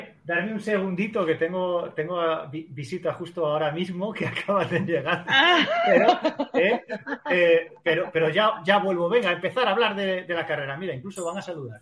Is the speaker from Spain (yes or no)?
yes; Spain; como español